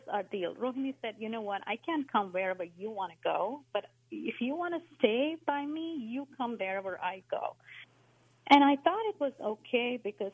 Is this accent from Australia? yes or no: no; India; moved away; So I grew up in India, as a Hindu, went to temples, did all the rituals